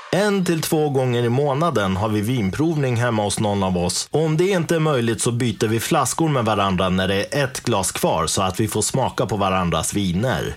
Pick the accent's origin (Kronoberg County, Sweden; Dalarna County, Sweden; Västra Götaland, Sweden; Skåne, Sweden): Dalarna County, Sweden; hemma i Dalarna